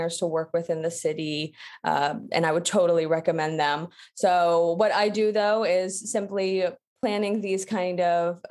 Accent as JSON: {"language": "English", "country": "United States", "also_born_or_lived": "Atlanta, Georgia", "moved": "as an adult", "lives_now": "Paris, France", "said": "I am an American wedding photographer, but I'm based now in Paris. I've been here for almost 2 years now."}